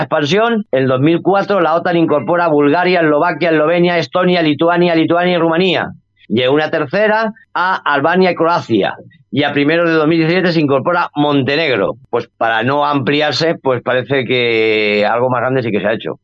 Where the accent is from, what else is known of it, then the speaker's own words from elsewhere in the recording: Spain; En el caso de España, por ejemplo, donde, de donde yo soy